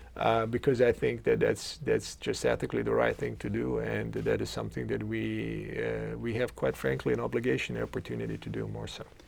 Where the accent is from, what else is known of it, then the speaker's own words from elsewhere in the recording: Zagreb, City of Zagreb, Croatia; English is a second language; moved away as an adult; now in Cleveland, United States; I come from uh, Zagreb, Croatia, and I grew up with, uh, uh, with my uh, immediate family.